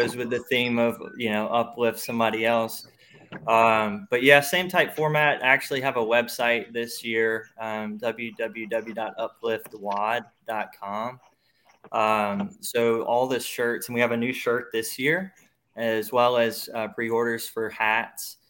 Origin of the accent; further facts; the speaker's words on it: Louisiana, United States; I'm from Louisiana